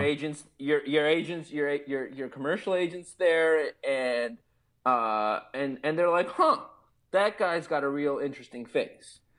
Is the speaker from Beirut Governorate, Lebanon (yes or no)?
yes; Beirut, Beirut Governorate, Lebanon; moved away; growing up in Beirut